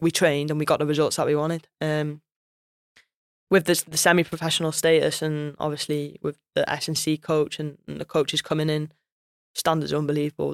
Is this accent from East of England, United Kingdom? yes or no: no; Wales, United Kingdom; I'm Welsh through and through as well